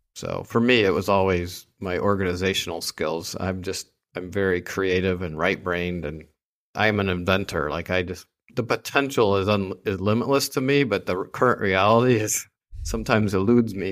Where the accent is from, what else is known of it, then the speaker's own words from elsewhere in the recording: Saginaw, Michigan, United States; the nice little neat family growing up in Saginaw, Michigan